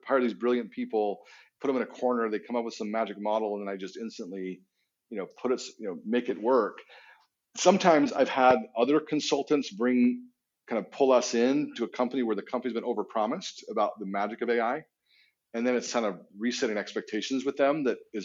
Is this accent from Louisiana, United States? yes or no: no; Utah, United States; I grew up in Utah, so not Texas.